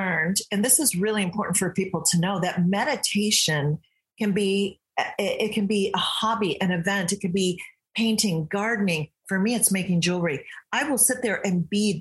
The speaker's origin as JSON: {"language": "English", "region": "Michigan", "country": "United States", "tie": "born or raised there", "also_born_or_lived": "England", "moved": "as an adult", "lives_now": "California, United States", "said": "I grew up in Michigan."}